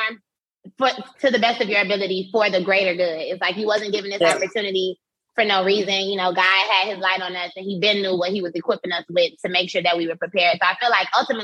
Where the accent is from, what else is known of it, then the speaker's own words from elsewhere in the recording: Miami, Florida, United States; moved away as an adult; now in Atlanta, United States; I had just moved to Atlanta because I'm from Miami